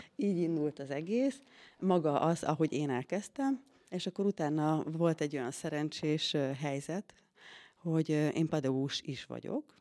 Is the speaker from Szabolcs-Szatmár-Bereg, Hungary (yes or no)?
yes; Tisza riverside, Szabolcs-Szatmár-Bereg, Hungary; now in Székesfehérvár, Hungary; én Szatmár Szatmári lány vagyok, Tisza Parti